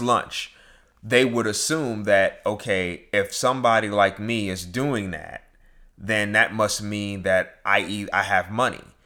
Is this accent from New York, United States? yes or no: yes; New York, United States; growing up in New York